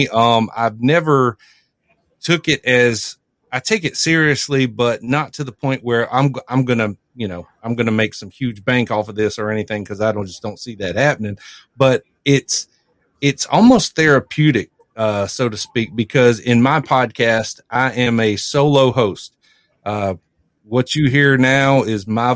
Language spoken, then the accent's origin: English; South Carolina, United States; I'm from South Carolina, South Carolina native